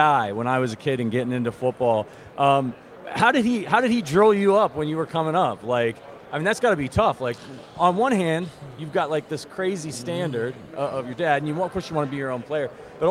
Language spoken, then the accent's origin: English; Cleveland, Ohio, United States; I'm actually from Cleveland, Northeast Ohio